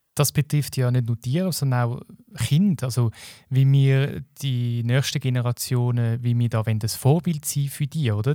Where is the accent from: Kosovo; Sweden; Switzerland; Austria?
Switzerland; bei uns in der Schweiz.